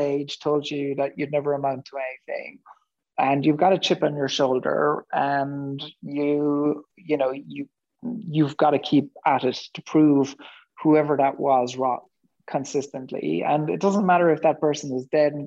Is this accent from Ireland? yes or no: yes; West Cork, Munster, Ireland; I grew up in West Cork in Ireland in the 1970s